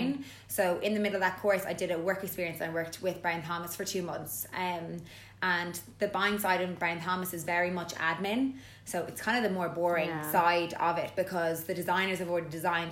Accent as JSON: {"language": "English", "town": "Dublin", "region": "Leinster", "country": "Ireland", "also_born_or_lived": "London, United Kingdom", "moved": "as an adult", "lives_now": "Naas, Ireland", "said": "I'm originally from Dublin. I moved to Naas because of a man. From Dublin City."}